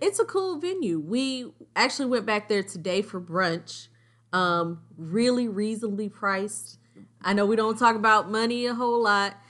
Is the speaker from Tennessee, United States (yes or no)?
no; Augusta, Georgia, United States; I'm from Augusta